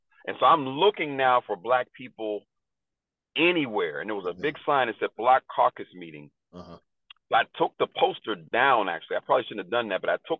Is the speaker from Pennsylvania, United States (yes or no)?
yes; Pittsburgh, Pennsylvania, United States; I'm born and raised in Pittsburgh.